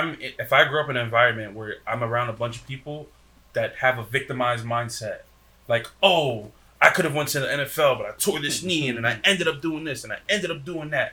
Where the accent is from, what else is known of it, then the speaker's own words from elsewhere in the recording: Paterson, New Jersey, United States; growing up in Patterson, you see so much drug dealing and killing, all this other stuff